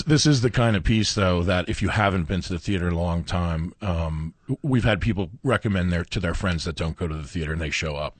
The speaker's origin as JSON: {"language": "English", "region": "New York", "country": "United States", "tie": "born or raised there", "moved": "yes", "lives_now": "Albuquerque, United States", "said": "I grew up in New York"}